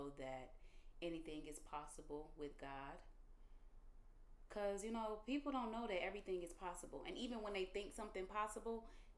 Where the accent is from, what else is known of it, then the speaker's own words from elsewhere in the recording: Detroit, Michigan, United States; moved away as an adult; now in Los Angeles, United States; from Detroit, Michigan, the east side of Detroit to be exact. I don't think I've lived on the west side ever in my life.